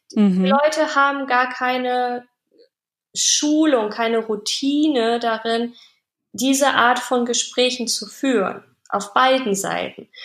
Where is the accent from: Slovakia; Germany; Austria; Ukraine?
Germany; bei uns in Deutschland